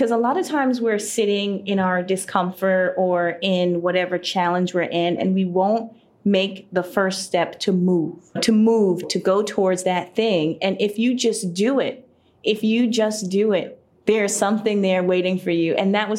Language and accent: English; Connecticut, United States; Speaking of the U.S., since we are both from the U.S., I'm from Connecticut. Okay, a little bit different than Chicago, a little bit. Small farm town.